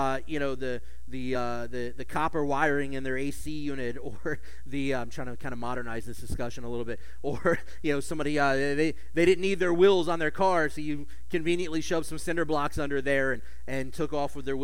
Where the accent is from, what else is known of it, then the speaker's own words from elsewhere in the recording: United States; as an American Jew